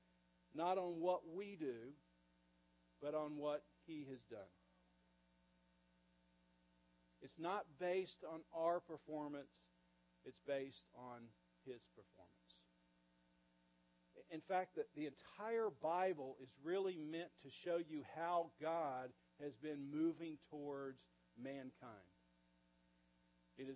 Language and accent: English; the South, United States; I grew up in the South and I went to relatively small churches as a kid.